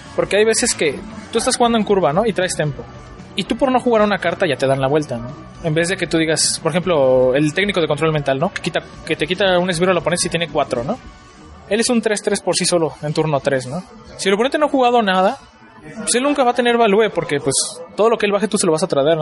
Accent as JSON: {"language": "Spanish", "town": "Toluca", "region": "State of Mexico", "country": "Mexico", "said": "allá donde yo vivo, yo soy de Toluca"}